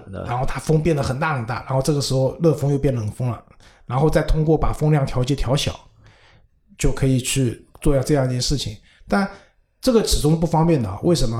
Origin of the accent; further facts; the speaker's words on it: Shanghai, China; 因为我上海人嘛，我们上海人不多